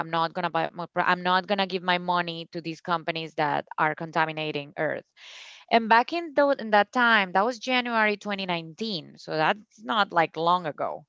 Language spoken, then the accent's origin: English; Cúcuta, Norte de Santander, Colombia; English is a second language; moved away as an adult; also born or lived in Bogota, Colombia; now in United States; my hometown, Cúcuta, has no drinking water